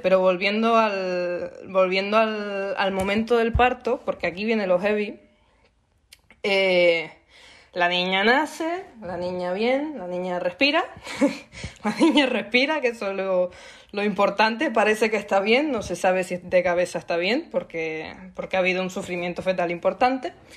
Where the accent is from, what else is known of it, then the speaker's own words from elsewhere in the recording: Canary Islands, Spain; soy canaria como Sole